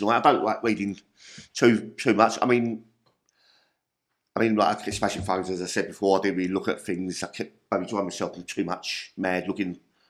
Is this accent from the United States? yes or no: no; London, United Kingdom; I grew up in Peckham, Yalkett Road.